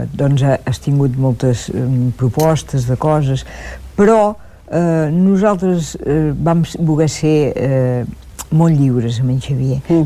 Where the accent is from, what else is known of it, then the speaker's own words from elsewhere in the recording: Olot, Catalonia, Spain; jo soc d'Olot